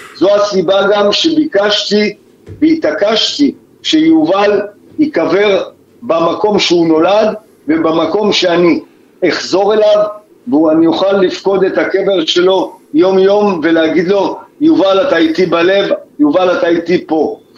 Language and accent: Hebrew; Kibbutz Re'im, Southern District, Israel; אנחנו מקיבוץ רעים